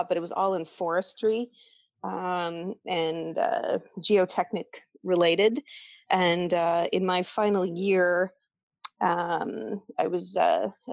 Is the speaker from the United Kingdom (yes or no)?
no; Kelowna, British Columbia, Canada; I grew up in Kelowna, BC, not too far from Sepro.